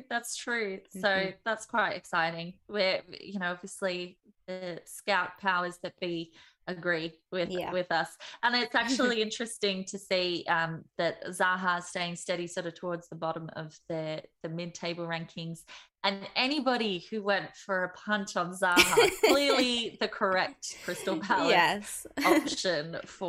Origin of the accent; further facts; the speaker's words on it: Melbourne, Victoria, Australia; now in Dublin, Ireland; I am from Melbourne, though living in not so sunny Dublin.